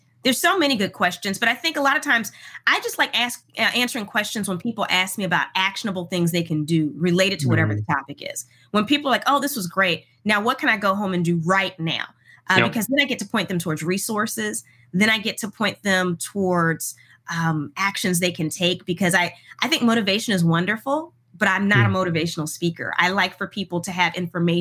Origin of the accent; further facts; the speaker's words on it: Houston, Texas, United States; I grew up in Houston, Texas